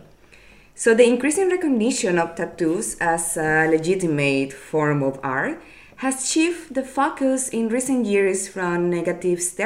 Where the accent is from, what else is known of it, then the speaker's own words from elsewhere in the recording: Nicaragua; from Nicaragua